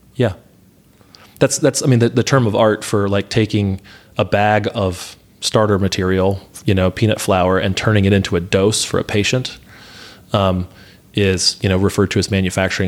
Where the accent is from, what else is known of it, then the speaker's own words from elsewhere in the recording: Atlanta, Georgia, United States; moved away; I grew up in Atlanta